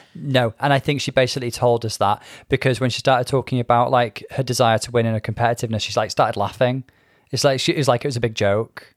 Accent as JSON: {"language": "English", "town": "Bangor", "region": "Wales", "country": "United Kingdom", "tie": "born or raised there", "said": "I grew up in Wales. I grew up in Bangor."}